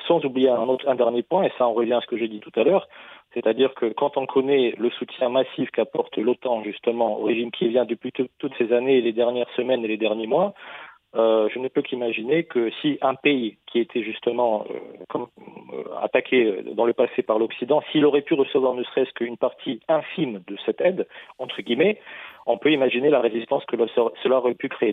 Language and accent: French; Russia; chez nous en Russie